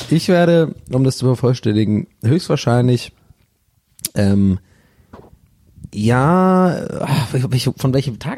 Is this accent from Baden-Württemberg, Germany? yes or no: yes; Hirschau, Baden-Württemberg, Germany; born or raised there; moved away